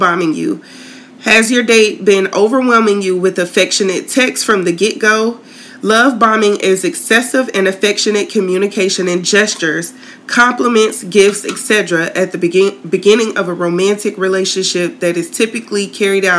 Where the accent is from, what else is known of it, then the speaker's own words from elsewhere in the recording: Tallahassee, Florida, United States; moved away as an adult; now in St. Petersburg, United States; moved from my hometown down to originally St. Pete